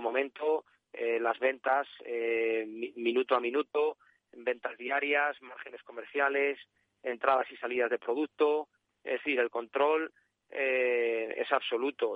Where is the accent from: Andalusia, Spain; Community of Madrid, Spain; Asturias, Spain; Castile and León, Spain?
Castile and León, Spain; Salamanca; now in Sanlúcar de Barrameda, Spain; yo soy salmantino, ¿no? Yo soy de Salamanca.